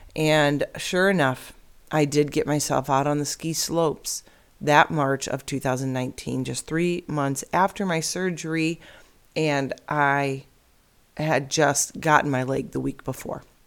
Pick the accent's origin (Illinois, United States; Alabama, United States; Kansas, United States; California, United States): Illinois, United States; now in Arizona, United States; I'm born and raised in Illinois